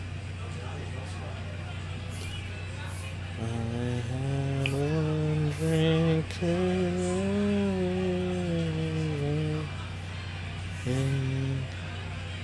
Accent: Iowa, United States; I'm a kid from Iowa

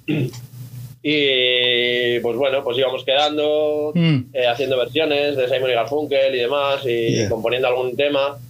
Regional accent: Santander, Cantabria, Spain; first language Spanish; moved away; estoy por mi tierra pasando unos días

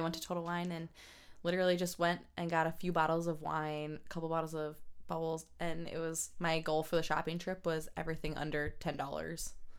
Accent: South Milwaukee, Wisconsin, United States; also born or lived in Cudahy, Wisconsin; I was born in Cudahy, which is where the hospital is, right next door to South Milwaukee. Raised in South Milwaukee

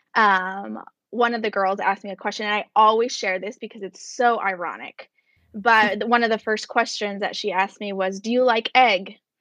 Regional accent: United States; as an American

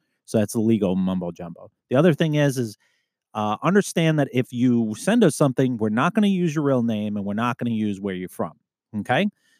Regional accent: Alaska, United States; An opportunity opened up in my hometown in Alaska, and I jumped on it.

